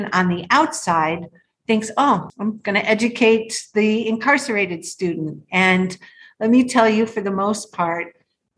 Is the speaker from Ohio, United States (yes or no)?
yes; Cleveland, Ohio, United States; moved away as an adult; also born or lived in Haiti; now in South Florida, United States; I grew up in Cleveland